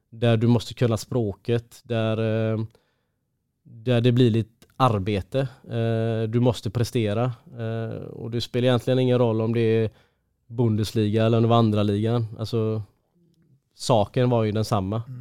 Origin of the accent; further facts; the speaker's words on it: Gothenburg, Västra Götaland, Sweden; Ja men hemma i Göteborg